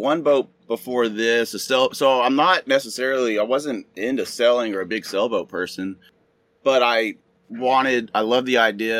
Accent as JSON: {"language": "English", "town": "Austin", "region": "Texas", "country": "United States", "moved": "as an adult", "lives_now": "Hawaii, United States", "said": "I'm from Austin, Texas, originally."}